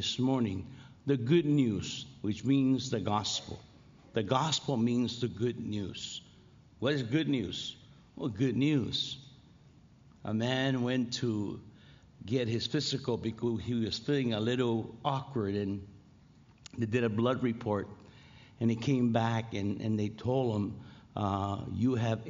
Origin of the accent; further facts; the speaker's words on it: Los Angeles, California, United States; I'm from L.A.